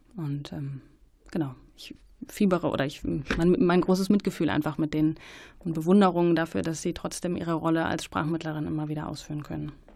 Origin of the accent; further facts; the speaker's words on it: Germany; uns als ähm, ja, Deutsche